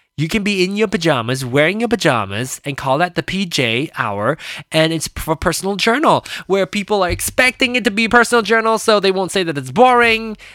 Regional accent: Malaysia; now in United States; I was born in Malaysia. And, um, and then came over here to America and lived here ever after

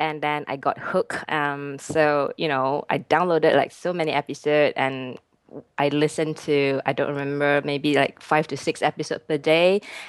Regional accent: Kedah, Malaysia; now in United Kingdom; No, I'm not from Penang. I'm from Kedah.

